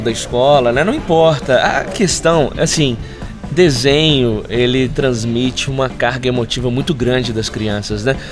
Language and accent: Portuguese; Belo Horizonte, Minas Gerais, Brazil; Nós somos aqui de Belo Horizonte